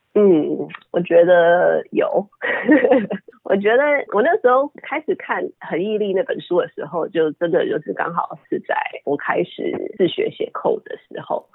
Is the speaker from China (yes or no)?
no; Taiwan; moved away as an adult; also born or lived in Puerto Rico / United States; 后来搬到台湾的时候，我，呃，直接上小学四年级